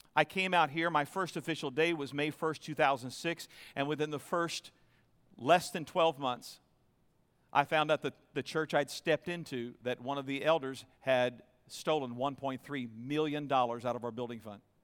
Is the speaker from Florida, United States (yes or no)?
yes; Florida, United States; moved away as an adult; also born or lived in New York / Nashville; now in Tempe, United States; I was raised in Florida, and we spent most of our married life in New York outside of Manhattan.